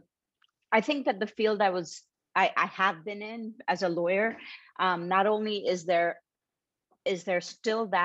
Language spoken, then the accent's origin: English; Mumbai, Maharashtra, India; I grew up in Bombay, India